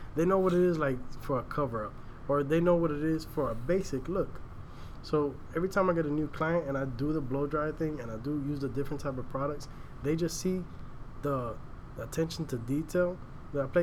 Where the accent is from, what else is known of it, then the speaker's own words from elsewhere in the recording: Miami, Florida, United States; moved away as an adult; now in Tampa, United States; I'm originally from Miami. Now I'm up here in Tampa